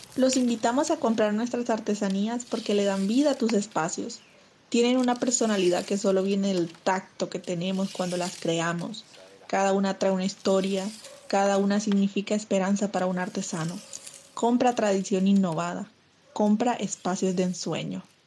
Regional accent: Usiacurí, Atlántico, Colombia; Vivo y soy del municipio de Usiacurí, Atlántico

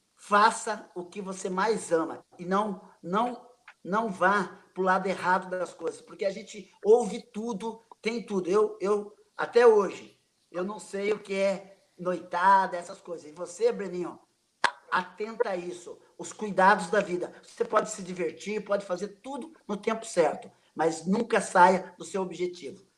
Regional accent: Sorocaba, São Paulo, Brazil; also born or lived in Itaporanga; Eu vim para Sorocaba, eu sou, nasci em Itaporanga, e vim para Sorocaba para estudar. E acabei, né, é, entrando no São Bento

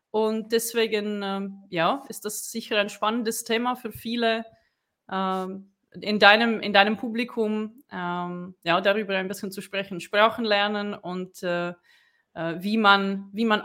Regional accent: Brno, South Moravian Region, Czechia; now in Switzerland; Also ich komme auch aus Tschechien, ich komme aus Brünn ähm, und äh, ich lebe seit mh, hm, 2011 schon in der Schweiz.

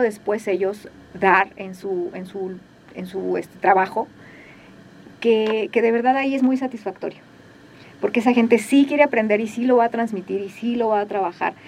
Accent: Mexico; Los mexicanos

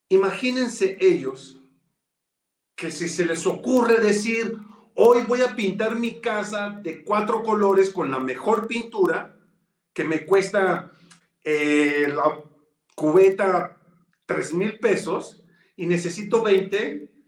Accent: Mexico; Pues para eso somos los mexicanos, ¿no? Digo.

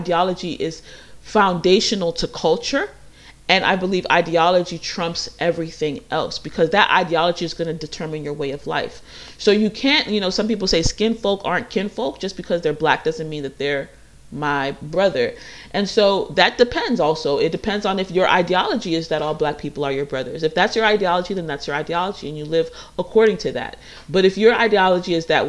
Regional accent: United States; I grew up in America

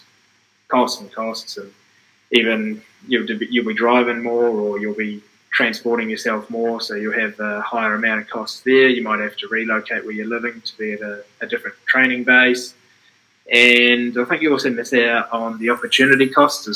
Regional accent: Dunedin, Otago, New Zealand; moved away as an adult; also born or lived in Blenheim; I grew up in Dunedin, and I went to Blenheim actually to train.

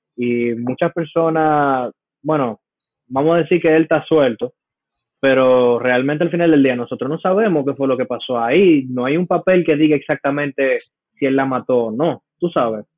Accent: United States; como americano, a mí me dieron esto en el colegio

